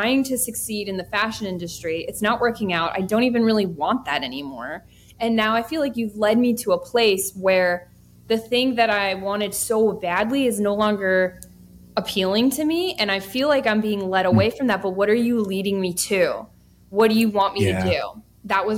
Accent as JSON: {"language": "English", "town": "Bethlehem", "region": "Pennsylvania", "country": "United States", "tie": "born or raised there", "also_born_or_lived": "New York City", "moved": "as an adult", "said": "I'd be moving back to my hometown, but here I am"}